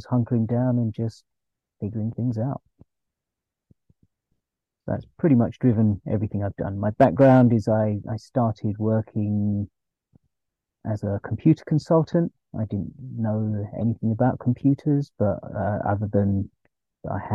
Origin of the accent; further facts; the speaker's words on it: London, United Kingdom; Born and brought up in London, England. Parents are from India.